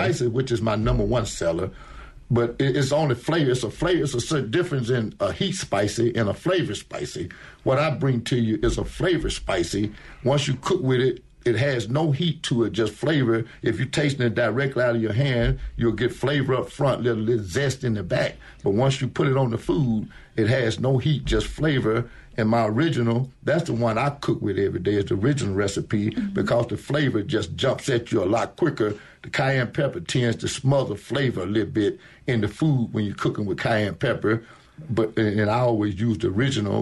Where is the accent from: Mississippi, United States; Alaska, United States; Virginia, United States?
Mississippi, United States; Jackson; now in Crystal Springs, United States; I'm from Jackson, Mississippi, but now I live in Crystal Springs